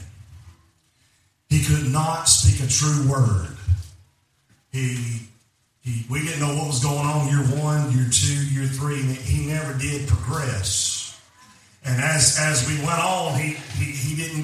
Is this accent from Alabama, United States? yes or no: yes; Alabama, United States; I'm from Alabama.